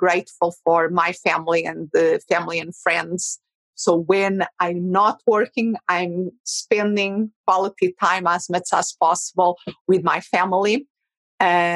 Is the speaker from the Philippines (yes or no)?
no; Portugal; English is a second language; moved away as an adult; now in Phoenix, United States; And originally, I'm from Portugal.